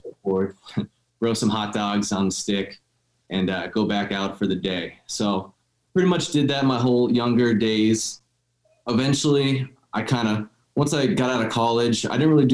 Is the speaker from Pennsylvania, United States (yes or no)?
yes; Dallas, Pennsylvania, United States; I'm born and raised in Northeast Pennsylvania here, about 20 minutes outside of Wilkes-Barre in a town called Dallas